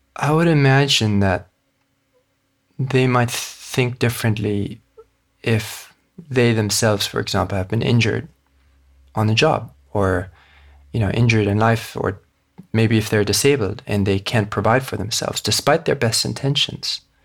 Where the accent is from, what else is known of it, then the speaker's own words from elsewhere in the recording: Hong Kong; I was born and raised in Hong Kong